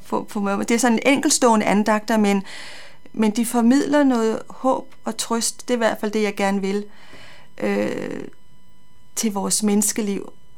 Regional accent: North Zealand, Capital Region of Denmark, Denmark; moved away as an adult; now in Copenhagen, Denmark; jeg kommer fra Nordsjælland, øh, har boet der i mange, mange år

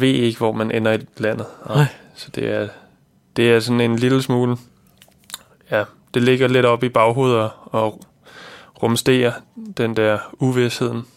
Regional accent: Fredensborg, Capital Region of Denmark, Denmark; moved away as an adult; now in Copenhagen, Denmark; jeg er født og opvokset i Fredensborg

